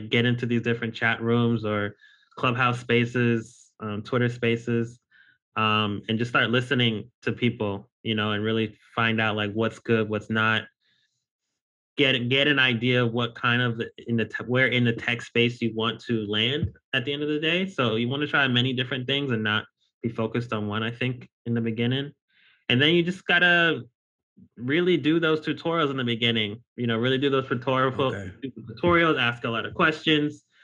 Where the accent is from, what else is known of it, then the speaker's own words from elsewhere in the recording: upstate New York, United States; also born or lived in Los Angeles / Louisiana; I was born in Los Angeles, raised in upstate New York. But my family is from Louisiana.